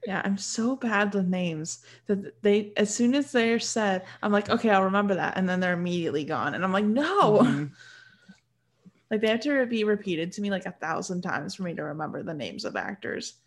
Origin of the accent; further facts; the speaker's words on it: Michigan, United States; I'm from Michigan and Michigan has a lot of hunting grounds